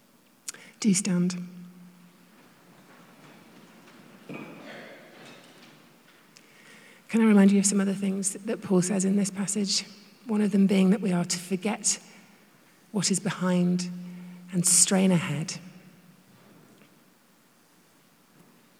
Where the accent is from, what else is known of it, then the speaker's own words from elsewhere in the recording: United Kingdom; now in United States; I'm British